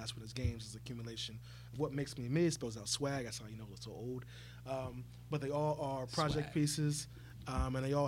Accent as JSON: {"language": "English", "region": "Virginia", "country": "United States", "said": "I'm from Virginia"}